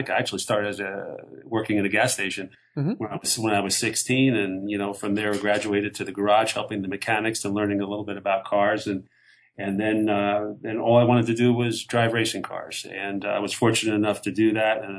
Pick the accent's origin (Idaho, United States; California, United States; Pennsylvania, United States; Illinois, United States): Pennsylvania, United States; we grew up in Pennsylvania